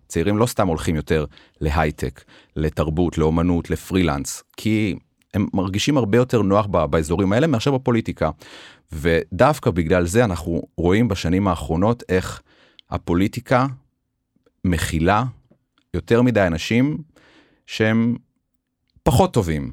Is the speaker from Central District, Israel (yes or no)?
no; Beersheba, Southern District, Israel; והרגשתי חלק מהעיר באר שבע, אני מאוד אוהב את העיר, אני גדלתי בה, התחנכתי בה